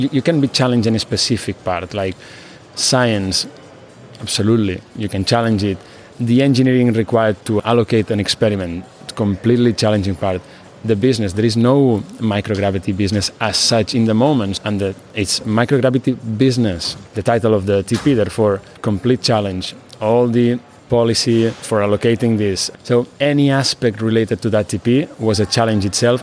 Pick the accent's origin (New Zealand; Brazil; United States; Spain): Spain; Barcelona, Catalonia; I am from Barcelona, Spain